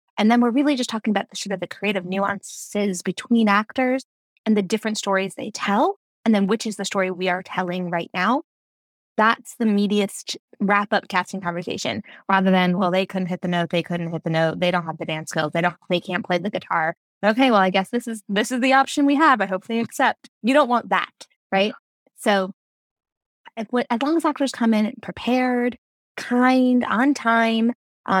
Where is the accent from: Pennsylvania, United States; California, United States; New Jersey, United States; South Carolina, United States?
New Jersey, United States; also born or lived in Brooklyn, New York / New York; I was born in Brooklyn, raised in New Jersey, lived in New York, and then moved right back to New Jersey to raise my family